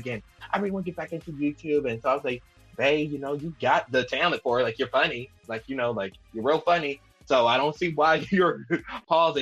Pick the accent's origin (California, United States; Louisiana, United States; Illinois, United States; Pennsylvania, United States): Louisiana, United States; We're from Louisiana